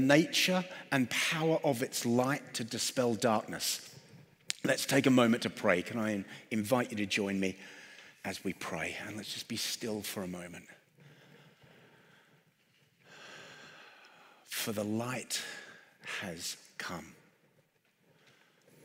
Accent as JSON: {"language": "English", "region": "London", "country": "United Kingdom", "said": "I'm from London"}